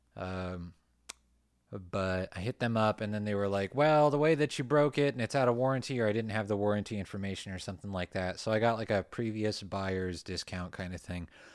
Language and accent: English; Ventura County, California, United States; I grew up in Ventura County